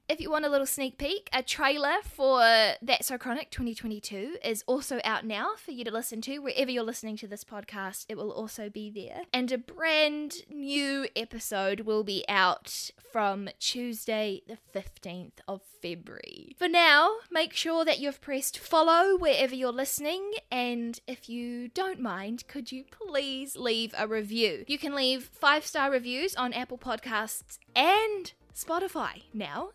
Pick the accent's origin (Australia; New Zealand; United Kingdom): New Zealand; accent: New Zealand; the beautiful country that I live in, which is New Zealand